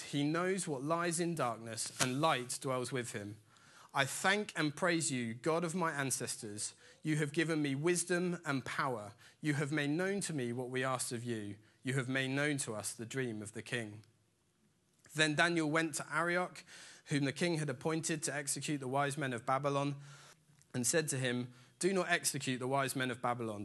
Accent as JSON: {"language": "English", "area": "Dorset", "region": "South West England", "country": "United Kingdom", "tie": "born or raised there", "said": "I grew up in Dorset in a tiny little village in the middle of absolutely nowhere"}